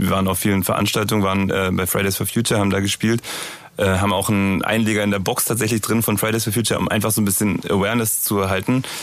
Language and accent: German; Berlin, Germany; bei uns in Berlin gibt's Dussmann